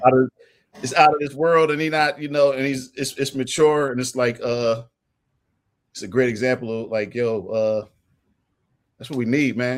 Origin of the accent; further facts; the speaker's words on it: Philadelphia, Pennsylvania, United States; I'm from West Philly, from Winfield slash Overbrook